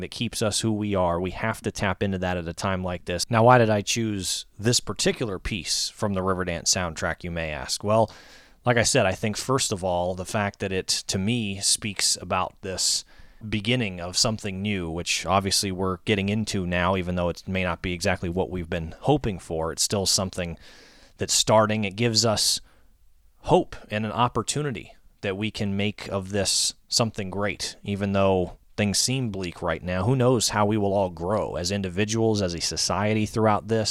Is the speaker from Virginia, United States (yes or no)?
yes; Northern Virginia, United States; moved away as an adult; also born or lived in Bowling Green, Kentucky; here in the Northern Virginia area, my hometown